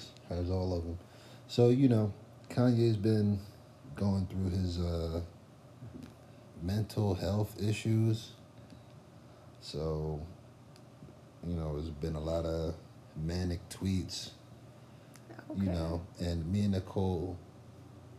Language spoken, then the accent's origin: English; Trenton, New Jersey, United States; also born or lived in Hamilton, New Jersey; I'm from Trenton and Hamilton.